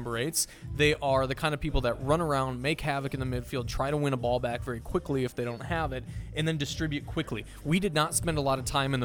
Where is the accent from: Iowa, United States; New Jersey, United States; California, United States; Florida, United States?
Iowa, United States; I grew up in Iowa.